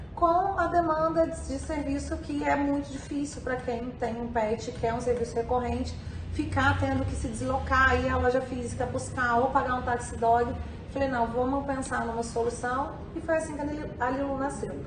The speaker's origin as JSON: {"language": "Portuguese", "town": "Lavras", "region": "Minas Gerais", "country": "Brazil", "tie": "born or raised there", "also_born_or_lived": "Rio de Janeiro / Los Angeles / Salvador", "moved": "yes", "lives_now": "São Paulo, Brazil", "said": "Eu sou de Minas, nasci em Lavras, Minas Gerais"}